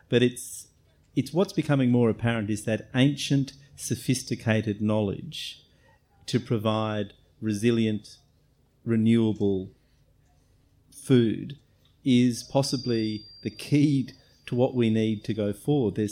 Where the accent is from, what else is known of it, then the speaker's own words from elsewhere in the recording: Australia; as an Australian of Irish heritage